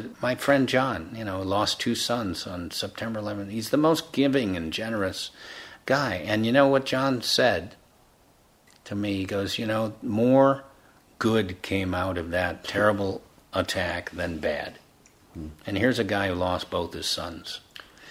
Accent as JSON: {"language": "English", "country": "United States", "tie": "born or raised there", "said": "I was born in the United States"}